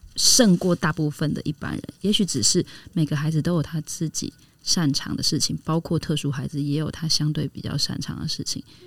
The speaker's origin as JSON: {"language": "Chinese", "country": "Taiwan", "said": "我们台湾的文化好了哈。我们在这里成长嘛"}